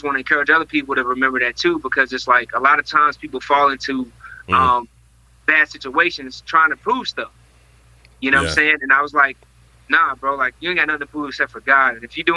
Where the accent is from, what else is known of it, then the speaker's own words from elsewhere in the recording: North Carolina, United States; I was born in North Carolina